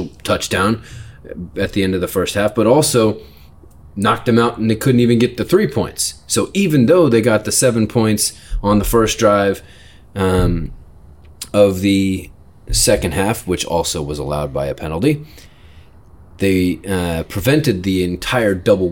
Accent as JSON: {"language": "English", "town": "Houston", "region": "Texas", "country": "United States", "tie": "born or raised there", "moved": "yes", "said": "I grew up in Houston, spent a little bit of time in Houston when it was the Oilers."}